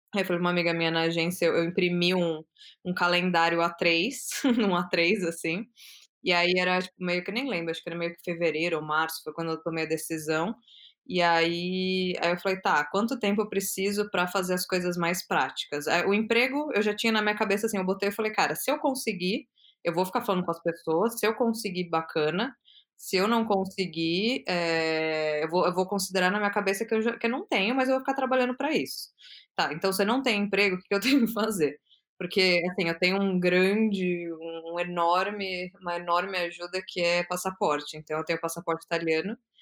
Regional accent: São Paulo, Brazil; moved away as an adult; now in Amsterdam, Netherlands; eu sou de São Paulo, e eu morei a vida inteira em São Paulo

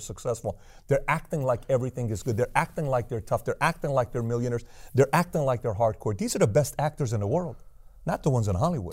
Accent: Iran; moved away; I'm from Iran

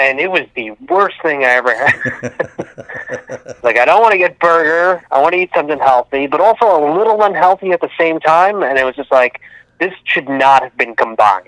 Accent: Long Island, New York, United States; my hometown on Long Island

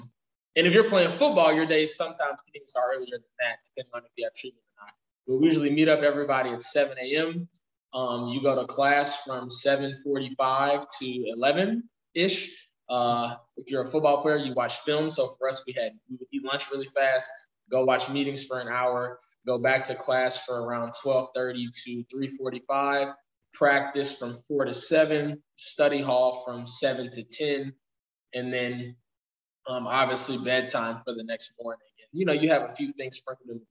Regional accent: Houston, Texas, United States; moved away as an adult; also born or lived in Pearland, Texas; I was born and raised in Houston, Texas, went to high school in a suburb of Houston.

